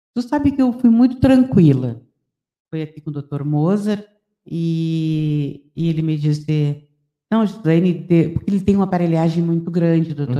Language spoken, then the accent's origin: Portuguese; Santana do Livramento, Rio Grande do Sul, Brazil; eu sou bairrista, adoro a minha terra